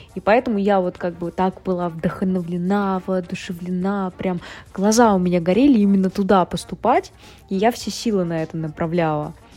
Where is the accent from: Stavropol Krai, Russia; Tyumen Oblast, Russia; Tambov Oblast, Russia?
Tambov Oblast, Russia; Uvarovo; Я родилась в городе Уварово, маленький городок в Тамбовской области